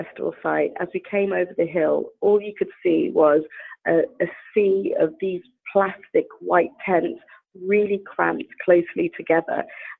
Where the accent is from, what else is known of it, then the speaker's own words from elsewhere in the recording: Bahamas; moved away; I would want journalists to live in the Bahamas, as you can hear from my accent. I mean, I'm very British, but, you know, I did grow up there. I don't live there now